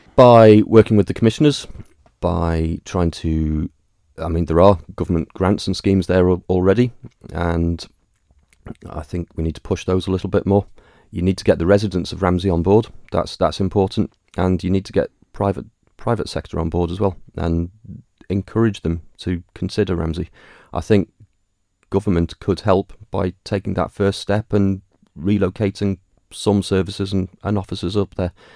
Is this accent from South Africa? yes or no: no; Douglas, Isle of Man; I was born on the Isle of Man, forty-five years ago, obviously. Uh, in Douglas, raised and educated in Douglas.